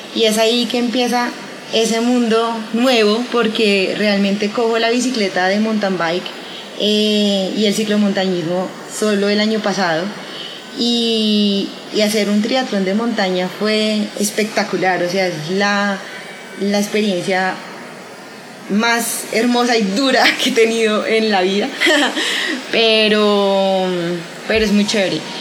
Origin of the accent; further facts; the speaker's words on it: Colombia; los colombianos